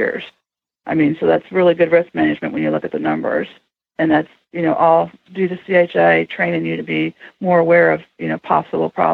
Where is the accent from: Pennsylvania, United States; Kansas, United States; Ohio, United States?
Ohio, United States; Toledo; I grew up in the Toledo area